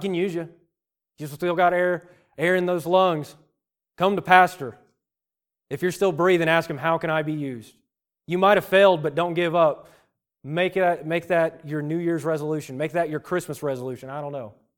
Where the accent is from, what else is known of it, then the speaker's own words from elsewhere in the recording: Virginia, United States; I'm a redneck from Virginia.